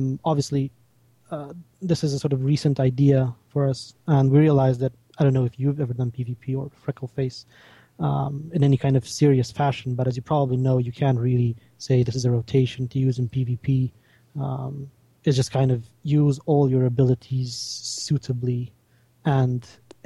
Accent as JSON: {"language": "English", "country": "Romania", "said": "I am from Romania"}